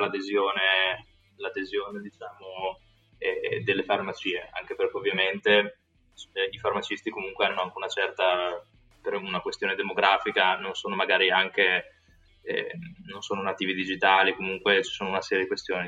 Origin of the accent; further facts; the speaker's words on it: Italy; moved away as an adult; also born or lived in United States / United Kingdom / Singapore; sono veramente stato fortunato a nascere e crescere in Italia